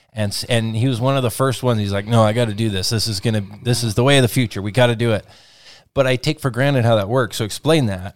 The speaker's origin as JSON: {"language": "English", "region": "Washington", "country": "United States", "tie": "born or raised there", "said": "right in my hometown, getting to know the real people behind the food that we produce here in Washington"}